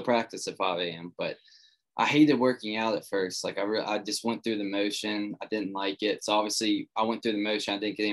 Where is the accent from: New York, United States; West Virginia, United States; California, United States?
West Virginia, United States; I come from a small town in West Virginia. Grew up here, still here